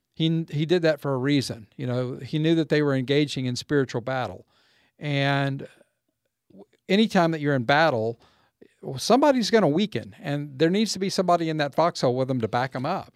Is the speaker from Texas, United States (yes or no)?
yes; Waco, Texas, United States; moved away as an adult; also born or lived in California / Mississippi; as we moved away from Waco and, and moved away from our roots